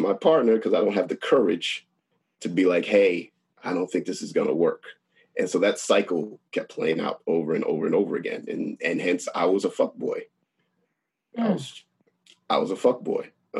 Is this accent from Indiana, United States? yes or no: no; Long Island, New York, United States; I'm from Long Island